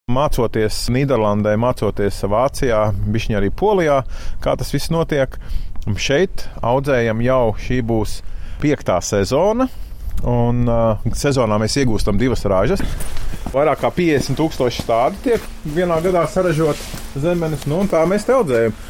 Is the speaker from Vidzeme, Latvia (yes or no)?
yes; Jaunpiebalga, Vidzeme, Latvia; moved away as an adult; also born or lived in Sigulda; now in Mālpils, Latvia; Bērnību pavadīja Jaunpiebalgā